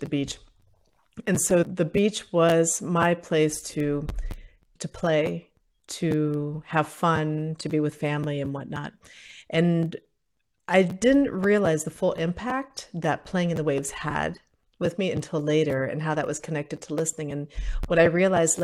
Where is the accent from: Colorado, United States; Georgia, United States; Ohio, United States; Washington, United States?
Ohio, United States; also born or lived in Puerto Rico; I was in school in Ohio